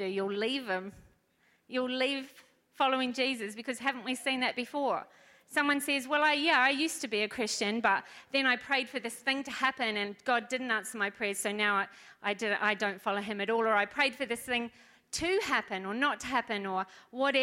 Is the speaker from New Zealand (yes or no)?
yes; New Zealand; moved away; I'm from New Zealand